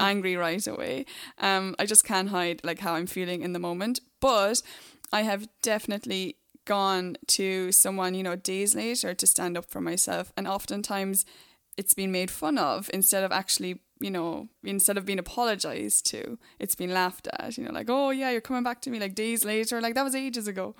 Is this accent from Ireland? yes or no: yes; Ireland; Being from Ireland